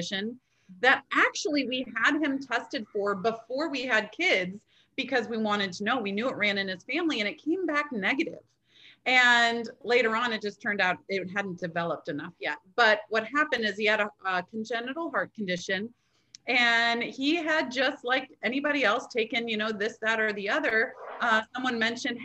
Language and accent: English; Michigan, United States; now in North Carolina, United States; I'm from Michigan, like right there. And so, but I grew up as a Midwest girl